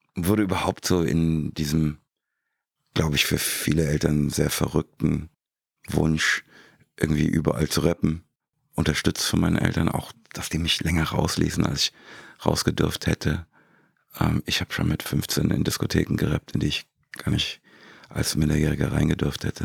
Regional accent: Frankfurt, Hesse, Germany; moved away; Ich komme direkt aus Rödelheim

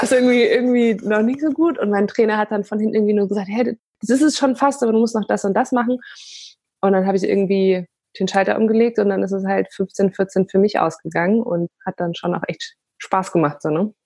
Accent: Bayreuth, Bavaria, Germany; first language Polish; German is a second language; ich bin äh, in Bayreuth geboren

